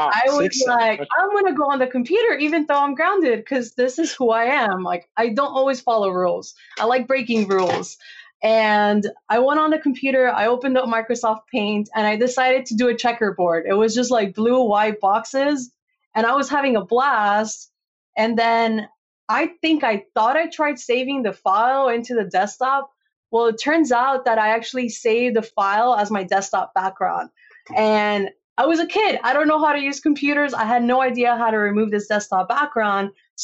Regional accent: Costa Rica; moved away; also born or lived in California; I grew up in Costa Rica.

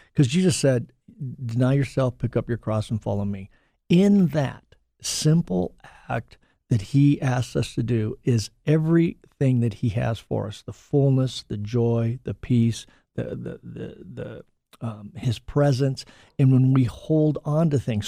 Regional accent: Southern California, United States; now in Utah, United States; growing up in Southern California and being, uh, with friends and, and surfing and stuff

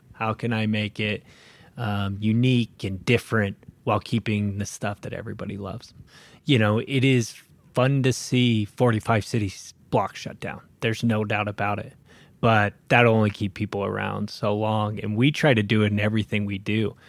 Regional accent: Spokane, Washington, United States; also born or lived in Seattle; I grew up in Spokane. I'm born and raised

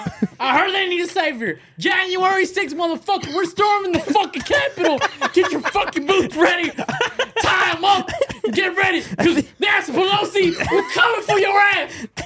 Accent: Okinawa, Japan; born there; I was born in Japan. Akinawa, motherfuckers.

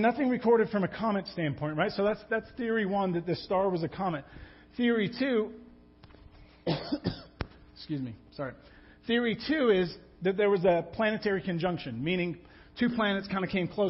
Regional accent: England, United Kingdom; I'm English.

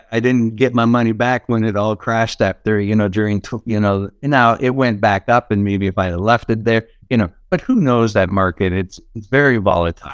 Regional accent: Niagara Falls, Ontario, Canada; I'm from Niagara Falls, Canada, that's where I'm originally from.

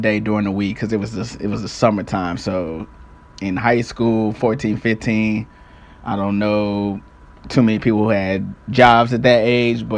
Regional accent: St. Louis, Missouri, United States; I'm from St. Louis. I stayed in a little municipality called Jennings at the time.

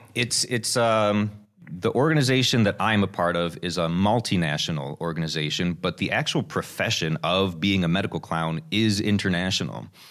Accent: United States; being an American

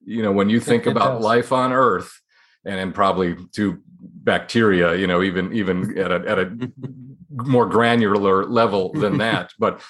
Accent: Waukesha, Wisconsin, United States; I'm from Waukesha.

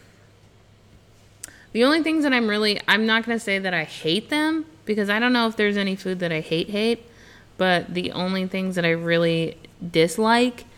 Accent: Colorado, United States; also born or lived in California / Washington; now in Indianapolis, United States; I grew up in Colorado, so we had corn festivals and country dances and country swing and all that stuff.

